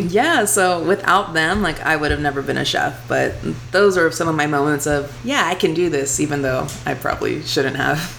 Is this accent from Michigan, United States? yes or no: no; Houston, Texas, United States; accent: twang; moved away as an adult; now in Las Vegas, United States; I'm from Houston, Texas grew up in the same house all my life